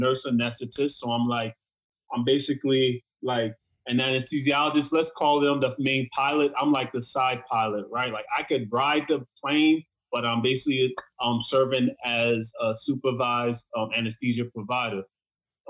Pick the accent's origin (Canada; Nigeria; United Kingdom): Nigeria; I'm Nigerian.